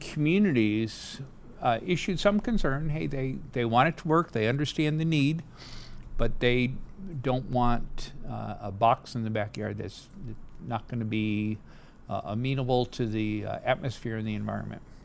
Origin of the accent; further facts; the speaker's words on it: New England, United States; moved away as an adult; also born or lived in Boston / United Kingdom / Germany; now in San Diego, United States; I uh, had the opportunity to be born in New England.